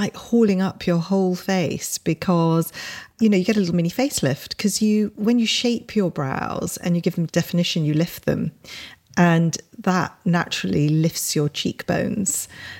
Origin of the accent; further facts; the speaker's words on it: England, United Kingdom; we grew up in Britain at, you know, probably quite a difficult time because we always felt very conscious that we were Indian. But at the same time, we were born here. So we did feel very British.